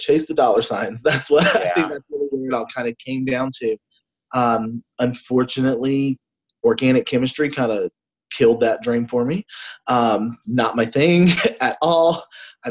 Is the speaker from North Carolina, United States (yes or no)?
yes; North Carolina, United States; also born or lived in Tennessee; I am actually about an hour from my hometown right now, and grew up, born and raised here, right at the beach.